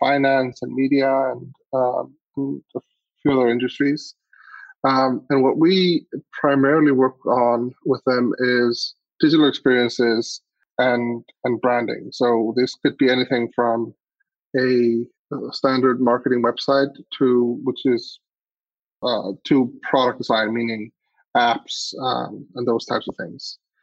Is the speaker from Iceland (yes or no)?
yes; Iceland; I grew up in Iceland